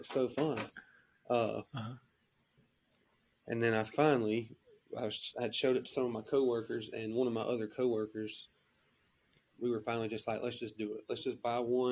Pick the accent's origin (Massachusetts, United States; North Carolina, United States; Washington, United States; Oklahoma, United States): North Carolina, United States; Rutherford County; I am from Rutherford County, North Carolina, which is just a little small